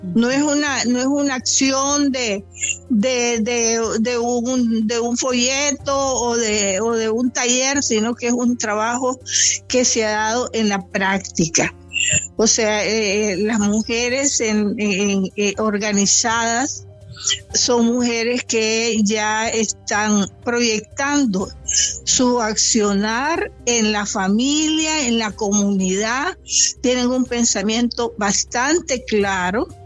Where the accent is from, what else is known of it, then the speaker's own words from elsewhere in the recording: Caribbean Coast of Nicaragua, Nicaragua; moved away; yo que soy costeña